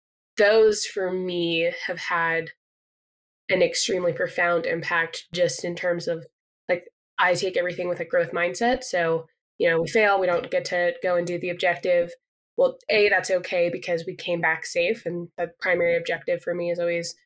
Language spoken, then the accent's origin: English; Colorado, United States; moved away as an adult; also born or lived in Pacific Northwest; now in Utah, United States; it started in Colorado, where I'm from. My dad brought me into the outdoors